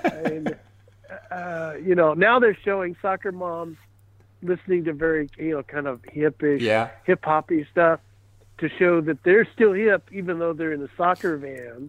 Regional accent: Kansas City, United States; now in Burbank, United States; I was born in Kansas City.

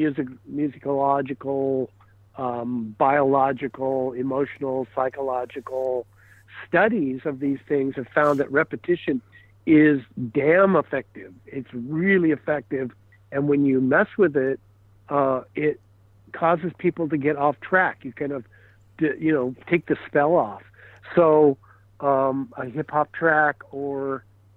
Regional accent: Kansas City, United States; now in Burbank, United States; I was born in Kansas City.

